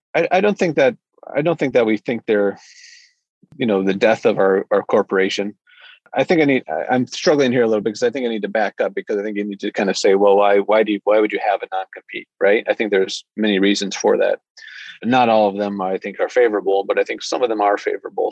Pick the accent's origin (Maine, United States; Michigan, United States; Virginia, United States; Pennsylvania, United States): Michigan, United States; moved away as an adult; also born or lived in Washington, D.C. / Fort Hood, Texas; now in Bellingham, United States; I grew up in Michigan and then uh, went to school in Michigan